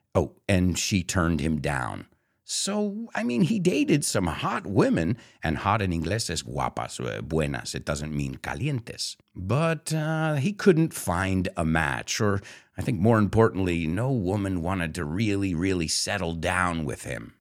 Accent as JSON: {"language": "English", "country": "United States", "said": "as an American"}